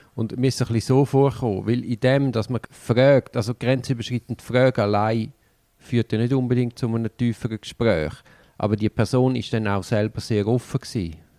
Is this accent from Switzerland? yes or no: yes; Switzerland; als Schweizer bist ja du ein bisschen staatsgläubig